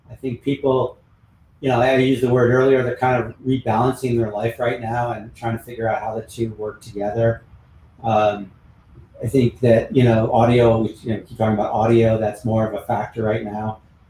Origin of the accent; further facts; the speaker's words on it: California, United States; You know, I grew up on Highway 101 in Silicon Valley with, you know, working with tech companies.